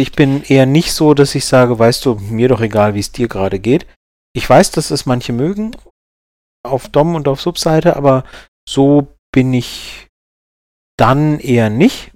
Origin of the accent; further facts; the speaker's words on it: Karlsruhe, Baden-Württemberg, Germany; bin ich ja aus Baden und äh, also Karlsruhe, Baden